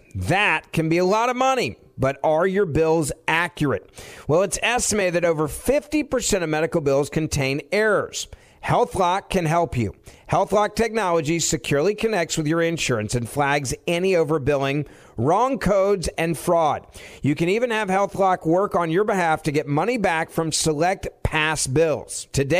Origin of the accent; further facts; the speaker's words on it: Memphis, Tennessee, United States; moved away; I had to fly back to my hometown of Memphis to check on my dad who was in the hospital.